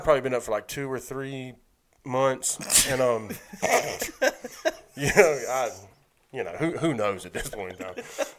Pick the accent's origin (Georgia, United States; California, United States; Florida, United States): Georgia, United States; Macon; I grew up in Macon.